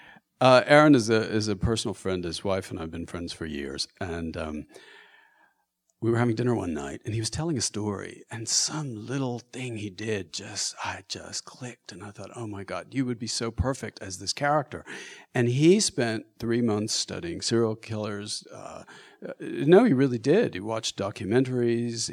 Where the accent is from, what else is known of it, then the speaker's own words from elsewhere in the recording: Austin, Texas, United States; I'm, I'm from Texas. I'm from Austin, and I grew up in Texas